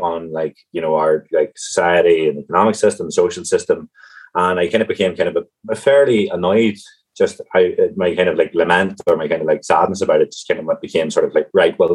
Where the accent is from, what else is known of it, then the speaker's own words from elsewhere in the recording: County Tyrone, Northern Ireland, United Kingdom; moved away as an adult; now in Cork, Ireland; Originally from County Tyrone and kind of a rural county